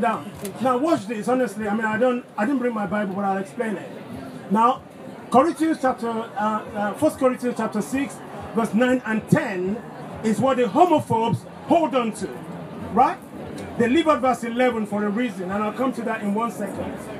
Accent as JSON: {"language": "English", "country": "Nigeria", "tie": "born or raised there", "moved": "yes", "said": "i grew up in Nigeria"}